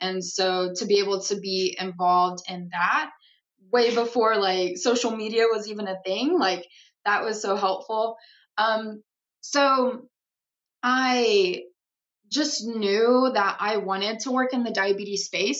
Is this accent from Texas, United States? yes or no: yes; Madisonville, Texas, United States; I am originally from Madisonville, Texas. It's a very, very small town, like right in between Dallas and Houston